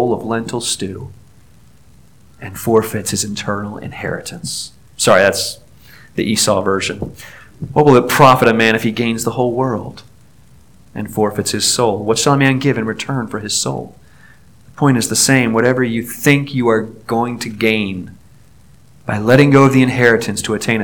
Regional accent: Newport News, Virginia, United States; I grew up in Newport News, Virginia

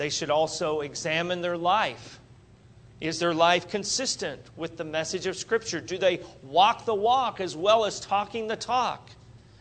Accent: Wichita, Kansas, United States; I'm from Wichita, Kansas

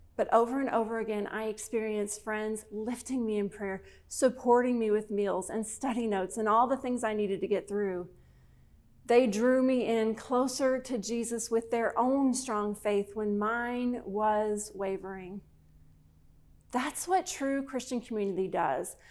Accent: Kentucky, United States; my home state of Kentucky

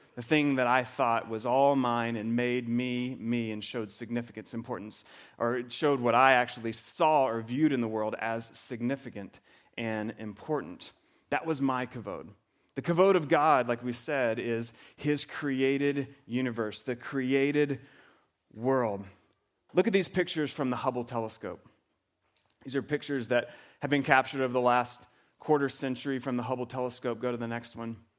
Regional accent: the South, United States; moved away; I grew up in the South

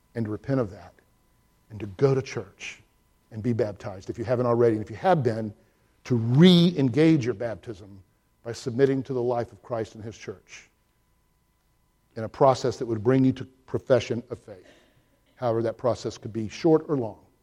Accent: Georgia, United States; my growing up in Georgia

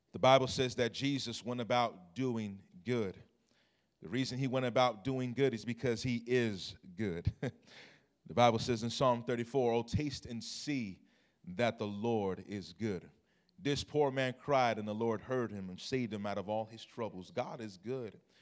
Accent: Long Beach, California, United States; I'm originally from Long Beach, California.

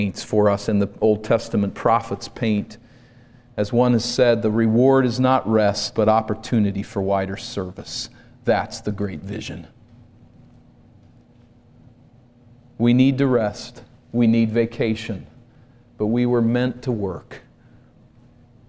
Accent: East Coast, United States; moved away; I grew up on the East Coast, and for us, vacation was to go to the shore, to the ocean.

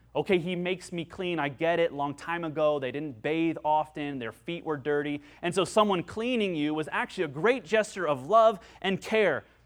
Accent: United States; I'm an American.

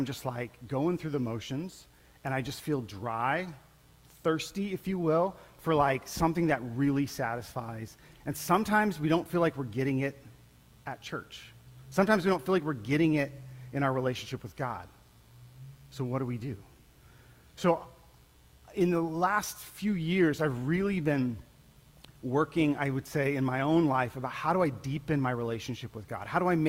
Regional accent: Colombia; Many of you guys knew I grew up in Colombia, South America, and as a missionary kid, and it was a pretty amazing time in my life.

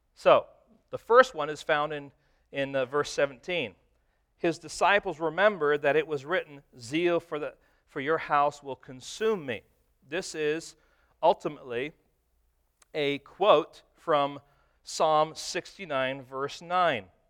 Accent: Detroit, Michigan, United States; moved away; I was from Detroit

